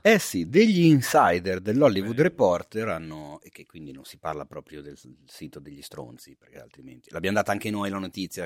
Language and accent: Italian; Milan, Lombardy, Italy; nel mio quartiere, non bellissimo, nel quale sono cresciuto a Milano